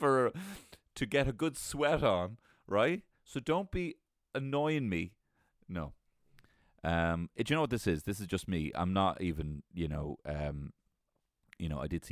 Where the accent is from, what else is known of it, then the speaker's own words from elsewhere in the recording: Ireland; We are sitting as Irish people